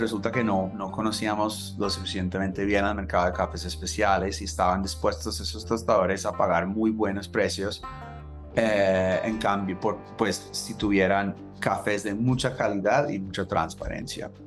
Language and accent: Spanish; Los Angeles, California, United States; Spanish is a second language; moved away as an adult; also born or lived in New York; Soy de Los Ángeles, ah, crecí queriendo ser escritor